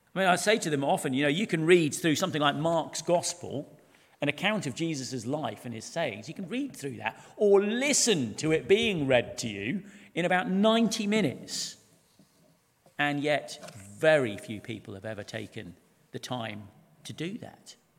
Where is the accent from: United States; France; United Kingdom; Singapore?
United Kingdom; everything we hold sacred as British people